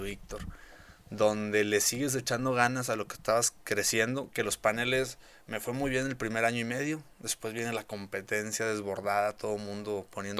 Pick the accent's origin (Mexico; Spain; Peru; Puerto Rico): Mexico; Parás, Nuevo León; also born or lived in Monterrey; Parás es de donde yo soy, es un pueblo muy pequeño que no cualquiera conoce